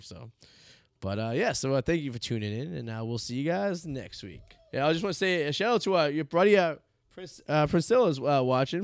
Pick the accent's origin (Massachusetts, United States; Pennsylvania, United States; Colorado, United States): Massachusetts, United States; Revere; I grew up in Revere